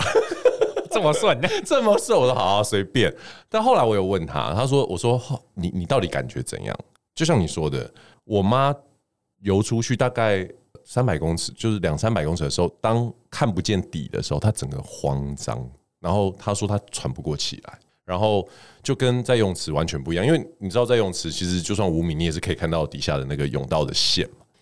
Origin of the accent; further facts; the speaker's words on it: Taiwan; 我们台湾人